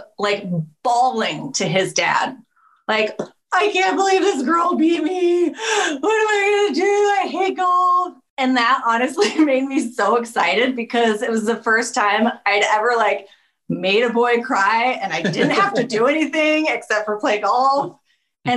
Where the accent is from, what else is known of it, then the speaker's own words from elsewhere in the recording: Sacramento, California, United States; I grew up in Sacramento